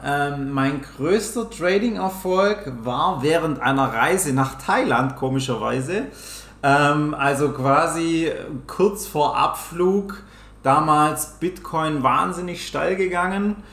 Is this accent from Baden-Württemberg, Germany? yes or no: yes; Swabia, Baden-Württemberg, Germany; accent: Swabian; ich komme aus dem Schwabenländle. Vielleicht hört man es auch ab und zu.